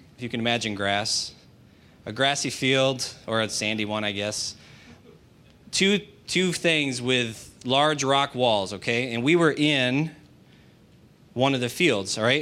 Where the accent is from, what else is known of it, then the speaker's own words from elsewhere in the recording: United States; That does not make me any less American, does it? Because that's what I am.